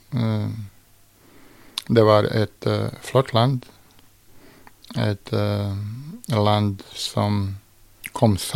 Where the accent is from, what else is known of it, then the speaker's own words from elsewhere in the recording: Mostar, Federation of Bosnia and Herzegovina, Bosnia & Herzegovina; also born or lived in Sarajevo / Belgrade; Jeg vokste faktisk opp både i Mostar, Sarajevo og i Beograd.